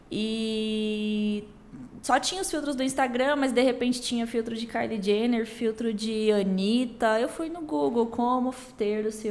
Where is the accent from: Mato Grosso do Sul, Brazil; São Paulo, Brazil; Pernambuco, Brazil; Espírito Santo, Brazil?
Mato Grosso do Sul, Brazil; Campo Grande; also born or lived in Três Lagoas; Eu sou aqui do Mato Grosso do Sul, eu sou nascida em Três Lagoas, mas moro em Campo Grande desde hum, poucos meses de vida. Minha família veio para cá.